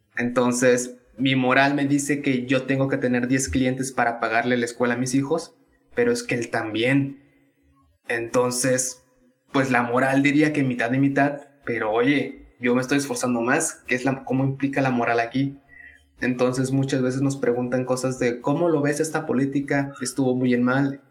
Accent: Tabasco, Mexico; moved away as an adult; also born or lived in Veracruz / Mexico City; now in Monterrey, Mexico; soy tabasqueño. No, no, nací en ahí, nací en Veracruz, pero llegué a Tabasco a los dos años.

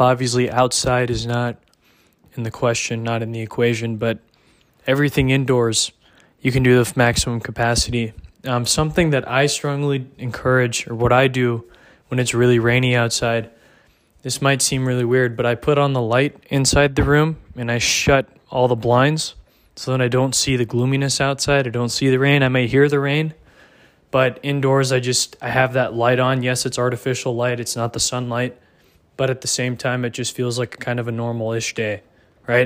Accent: Dallas, Texas, United States; I'm from Dallas area

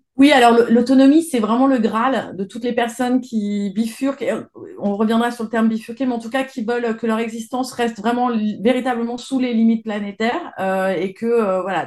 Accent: Isère and Savoie, Auvergne-Rhône-Alpes, France; je suis à l'origine, je viens de d'Isère et de Savoie.

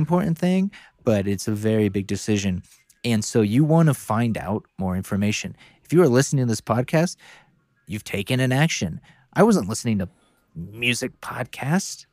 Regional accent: North Carolina, United States; growing up in North Carolina

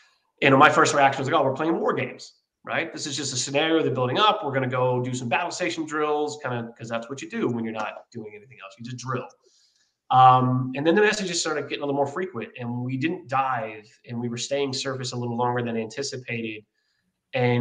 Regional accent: Philadelphia, Pennsylvania, United States; moved away as an adult; also born or lived in San Diego; I'm from Philadelphia, Pennsylvania

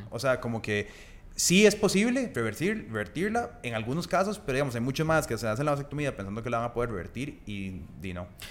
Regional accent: Costa Rica; en Costa Rica tenemos que hablar de usted o de vos

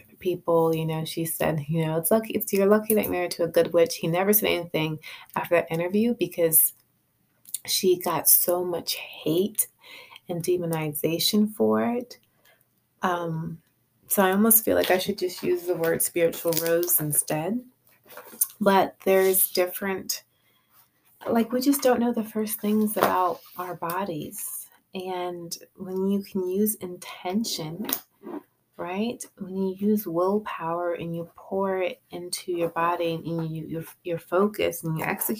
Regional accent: Rhode Island, United States; I'm from Rhode Island

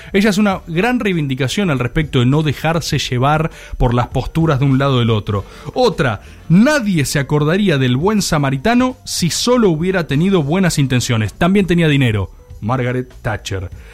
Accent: Argentina

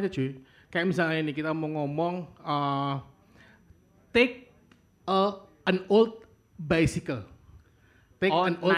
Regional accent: Yogyakarta, Special Region of Yogyakarta, Indonesia; saya sebagai orang Jogja yang banyak banget perajin batik tuh senang banget aku ini pakai batik walaupun bukan motif Jogja mungkin ya

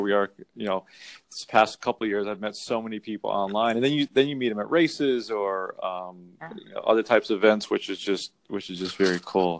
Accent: Connecticut, United States; I'm from Connecticut

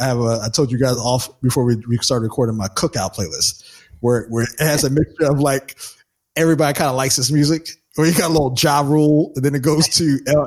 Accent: New Jersey, United States; I grew up on early '90s hip hop too. I'm talking because, you know, I'm from New Jersey.

